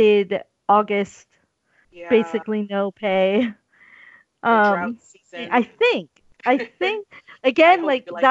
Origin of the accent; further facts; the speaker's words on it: Hawaii, United States; I'm the friend from Hawaii